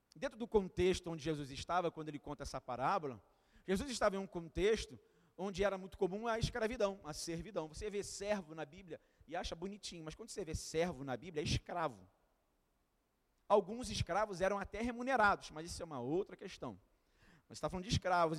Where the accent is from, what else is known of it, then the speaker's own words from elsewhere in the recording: Duque de Caxias, Rio de Janeiro, Brazil; eu sou de Caxias